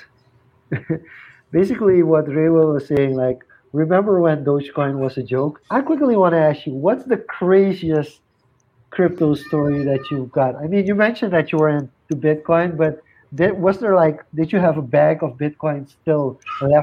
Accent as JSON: {"language": "English", "country": "Suriname", "said": "we're from Suriname."}